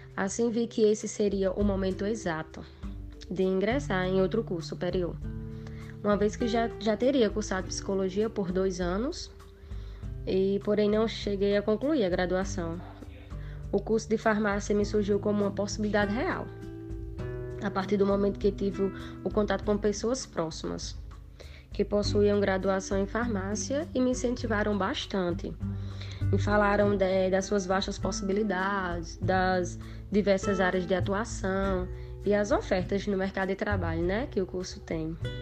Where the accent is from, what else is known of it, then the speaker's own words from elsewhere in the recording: Luís Gomes, Rio Grande do Norte, Brazil; sou natural da cidade de Luiz Gomes, Rio Grande do Norte